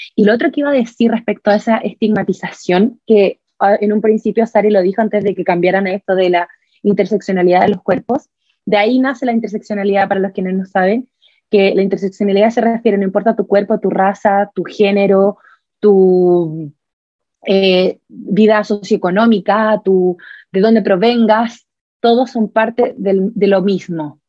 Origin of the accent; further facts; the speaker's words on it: Chile; soy chilena, eh, soy blanca